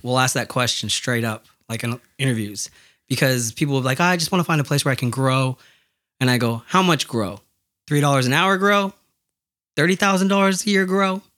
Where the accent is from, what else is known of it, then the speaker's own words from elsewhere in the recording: United States; my family's from Mexico and I'm American